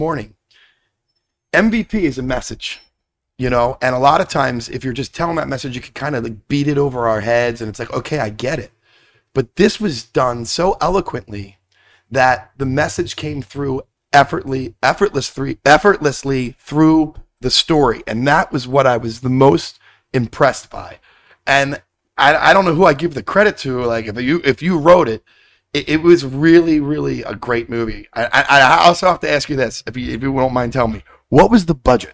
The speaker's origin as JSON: {"language": "English", "town": "Philadelphia", "region": "Pennsylvania", "country": "United States", "said": "I'm from Philly."}